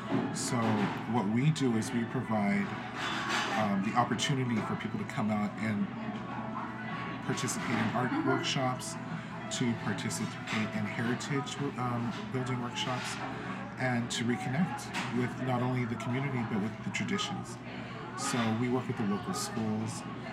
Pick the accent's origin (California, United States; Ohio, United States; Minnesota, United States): California, United States; Los Angeles; even though we were in El Sereno, which is in Los Angeles, we still participated in all those traditions that they did growing up in Mexico.